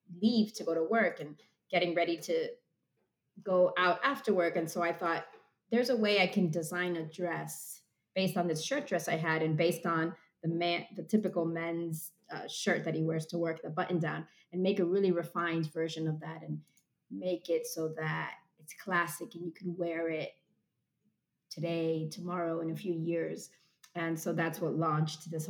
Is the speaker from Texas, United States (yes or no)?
no; Miami, Florida, United States; moved away as an adult; also born or lived in Amherst, Massachusetts / Philadelphia, Pennsylvania / New York; now in Marblehead, United States; I'm from Miami